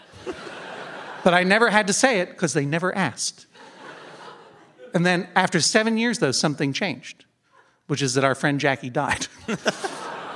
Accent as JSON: {"language": "English", "region": "Massachusetts", "country": "United States", "said": "I'm from Massachusetts"}